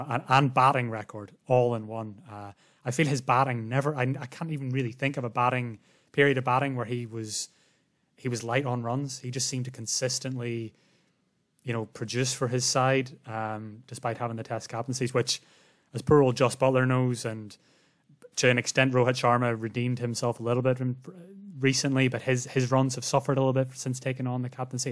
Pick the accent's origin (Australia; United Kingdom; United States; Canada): Australia; as an Australian